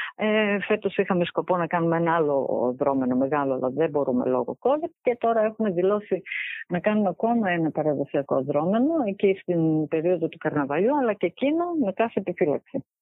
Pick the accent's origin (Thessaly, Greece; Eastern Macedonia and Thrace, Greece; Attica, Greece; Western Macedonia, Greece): Eastern Macedonia and Thrace, Greece; Xanthi; γεννήθηκα και μεγάλωσα στην Ξάνθη.